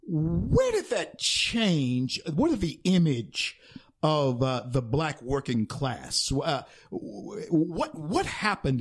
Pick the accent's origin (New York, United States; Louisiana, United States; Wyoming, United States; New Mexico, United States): Louisiana, United States; Shreveport; I grew up in Shreveport, Louisiana, which is the last city historically to have surrendered in the Civil War.